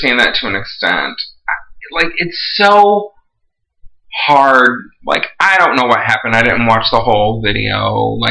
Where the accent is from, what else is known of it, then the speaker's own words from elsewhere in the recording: Texas, United States; I grew up with guns in my house. I'm from Texas.